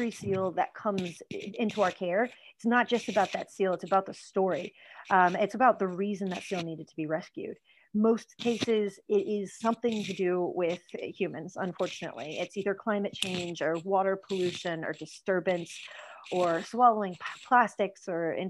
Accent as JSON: {"language": "English", "country": "United States", "accent": "American", "moved": "yes", "lives_now": "Ireland", "said": "You can hear from my accent, that's where I'm from as well"}